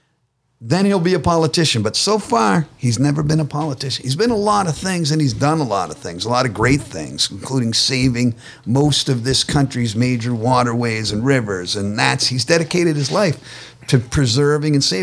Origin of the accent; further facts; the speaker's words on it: Boston, Massachusetts, United States; I grew up Irish Catholic in Boston, so the Kennedys played a huge part